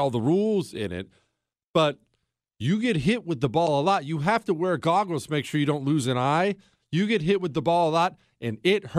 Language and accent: English; United States; And I said no, because I'm an American.